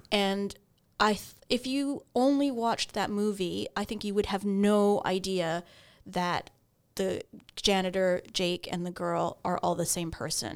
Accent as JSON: {"language": "English", "region": "Ontario", "country": "Canada", "tie": "born or raised there", "said": "I grew up in Ontario"}